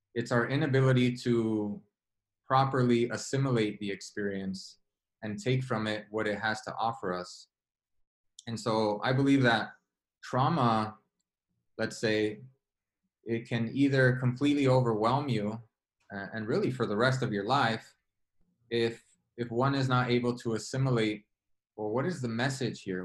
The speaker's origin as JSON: {"language": "English", "town": "Los Angeles", "region": "California", "country": "United States", "tie": "born or raised there", "said": "I grew up in South Central Los Angeles, which has a lot of infamy"}